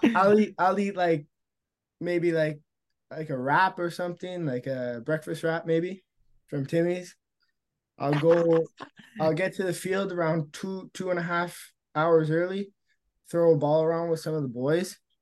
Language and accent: English; Sudbury, Ontario, Canada; I'm from Serbia. I'm up north